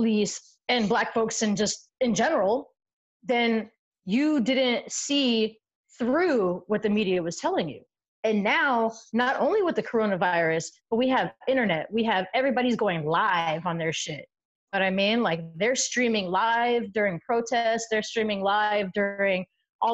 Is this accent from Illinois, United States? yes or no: no; San Diego, California, United States; I grew up in San Diego, but I also grew up in different neighborhoods